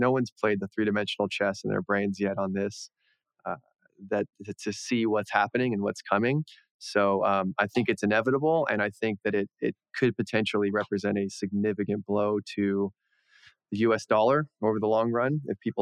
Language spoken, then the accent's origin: English; Texas, United States; I'm a Texan